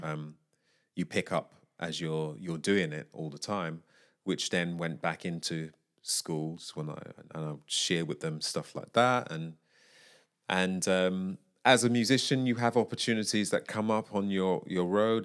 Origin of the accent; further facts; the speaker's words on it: United Kingdom; I am a British vocalist.